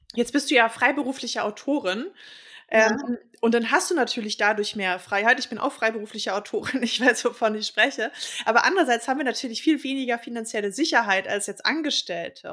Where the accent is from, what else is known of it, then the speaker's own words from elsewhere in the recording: Berlin, Germany; ich bin ja gebürtige Westberlinerin